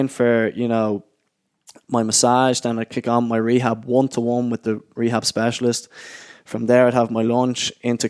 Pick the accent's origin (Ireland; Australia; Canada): Ireland; moved away; also born or lived in Oxford; being an Irish lad and being away from home